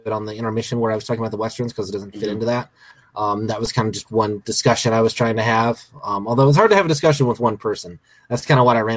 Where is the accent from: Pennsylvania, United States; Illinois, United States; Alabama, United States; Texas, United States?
Alabama, United States; I was born and raised in Alabama